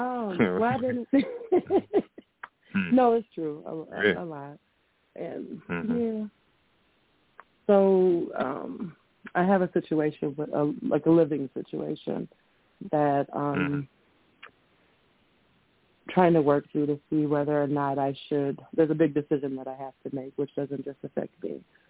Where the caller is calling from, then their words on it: Coon Rapids, Minnesota, United States; Hi, Ms. Blue. … I am from Coon Rapids, Minnesota.